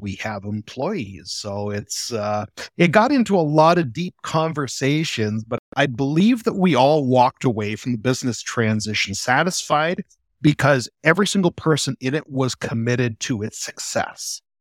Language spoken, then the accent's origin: English; Peterborough County, Ontario, Canada; moved away as an adult; also born or lived in Guelph / London, Ontario; now in Strathroy, Canada; I grew up in Peterborough County, out in the country next to my grandparents' dairy farm.